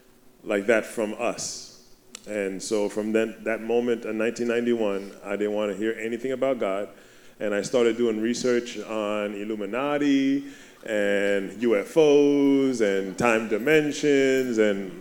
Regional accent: New York, United States; now in Miami, United States; I'm from New York

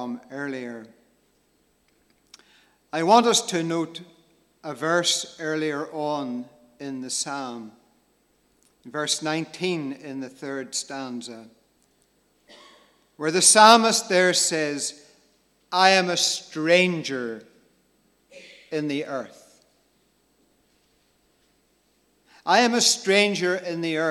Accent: Cookstown, Northern Ireland, United Kingdom; also born or lived in Magherafelt, County Londonderry / Dungannon / Ballymaguigan, County Londonderry; I grew up in my childhood days, living just outside the town of Cookstown in County Tyrone.

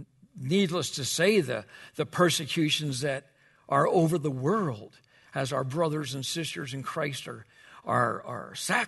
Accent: Wichita, Kansas, United States; I can remember when I grew up, I grew up in Wichita, Kansas, and the church we went with, we would meet on Wednesday night for a prayer meeting

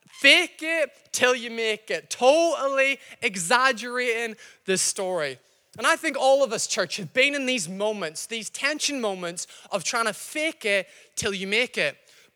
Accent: Northern Ireland, United Kingdom; accent: mixed, slightly Scottish; I'm not from Glasgow. I know I sound slightly Scottish. My accent's mixed up. I've been here a while. I'm from Northern Ireland.

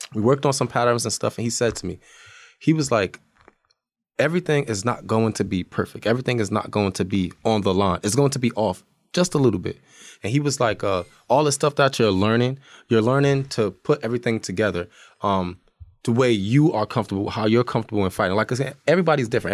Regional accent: Irvington, New Jersey, United States; moved away; also born or lived in Montclair, New Jersey; I'm from Irvington, crazy over there. I moved to Montclair.

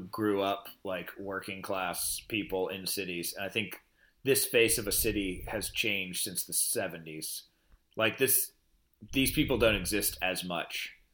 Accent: Pennsylvania, United States; my life growing up in Pennsylvania

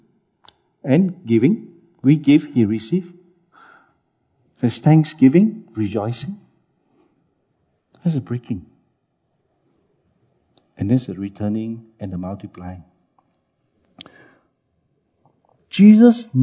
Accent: Singapore; also born or lived in Siglap, Singapore / China; as a Singaporean, when I came back

